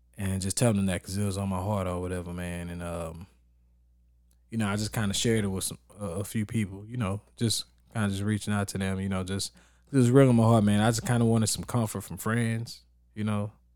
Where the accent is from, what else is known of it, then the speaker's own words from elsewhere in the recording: Texas, United States; moved away; I grew up in Texas